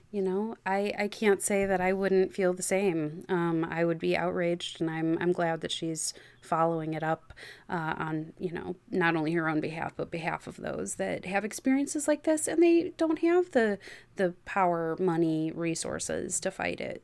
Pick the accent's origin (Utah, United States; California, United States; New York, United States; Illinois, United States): Illinois, United States; just outside Chicago; I grew up just outside Chicago